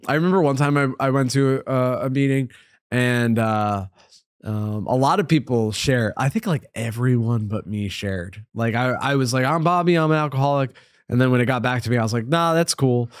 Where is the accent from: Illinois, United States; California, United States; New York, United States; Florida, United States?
New York, United States; Upstate; now in New York City, United States; Upstate New York, so, like, two hours from here.